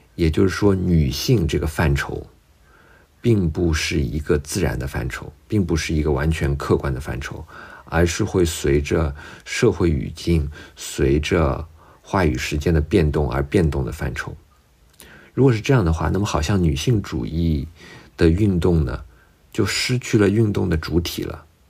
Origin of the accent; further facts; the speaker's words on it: China; 用我们中国人特别熟悉的话来说